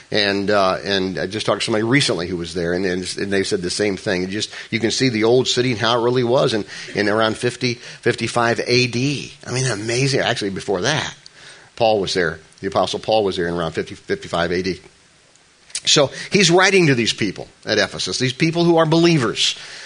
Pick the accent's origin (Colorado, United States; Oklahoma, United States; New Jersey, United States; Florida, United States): New Jersey, United States; I'm from New Jersey